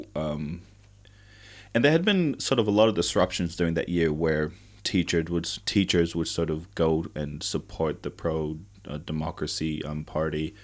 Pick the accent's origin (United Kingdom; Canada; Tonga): Tonga; now in New Zealand; I grew up in Tonga, I remember quite vividly spending lots and lots of time with family